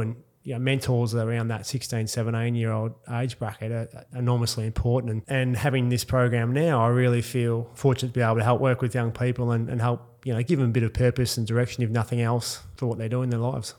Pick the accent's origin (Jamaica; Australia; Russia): Australia; Perth, Western Australia; born or raised there; moved away; also born or lived in Mount Isa